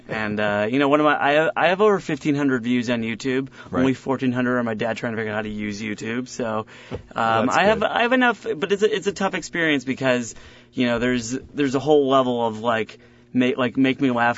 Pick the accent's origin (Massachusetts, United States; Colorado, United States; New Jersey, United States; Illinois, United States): Illinois, United States; Chicago; I'm from Chicago